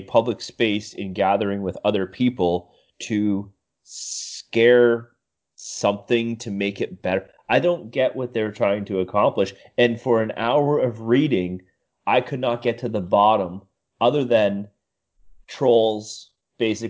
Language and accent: English; Canada